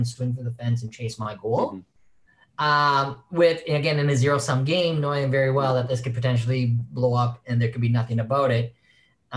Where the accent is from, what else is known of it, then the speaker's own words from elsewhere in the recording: Saskatchewan, Canada; moved away as an adult; also born or lived in San Francisco; I'm originally born and raised in Saskatchewan